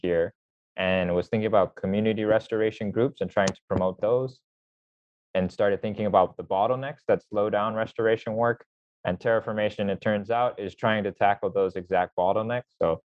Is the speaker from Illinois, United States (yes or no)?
no; Kahului, Oahu, Hawaii, United States; also born or lived in New Zealand / Japan; I'm from Kahului on Oahu